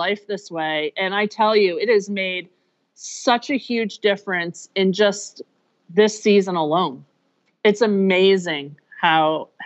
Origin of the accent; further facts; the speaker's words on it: Chadds Ford, Pennsylvania, United States; I grew up in Chadsford, Pennsylvania area, that Chadsford, Delaware line